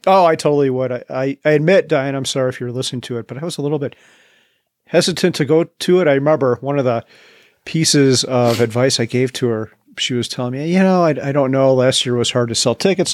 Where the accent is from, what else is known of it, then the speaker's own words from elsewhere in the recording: Chicago, Illinois, United States; moved away as an adult; now in Boulder County, Colorado, United States; right back home to Chicagoland where I grew up